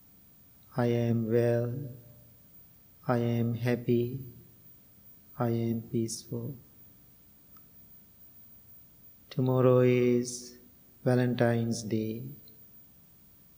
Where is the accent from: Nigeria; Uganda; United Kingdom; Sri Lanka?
Sri Lanka; moved away as an adult; now in United States; I was born and raised in Sri Lanka